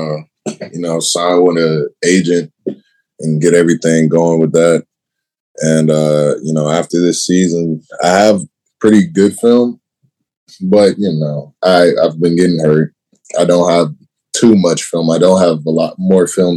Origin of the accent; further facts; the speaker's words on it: Chicago, Illinois, United States; moved away; I'm from Chicago.